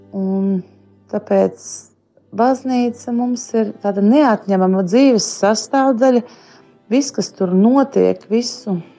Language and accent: Latvian; Sigulda, Sigulda Municipality, Latvia; Es esmu no Siguldas.